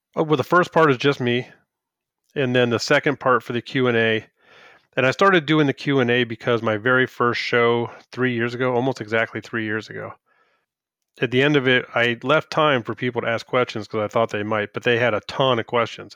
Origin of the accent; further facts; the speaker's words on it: Woodbridge, Virginia, United States; moved away; I grew up in Woodbridge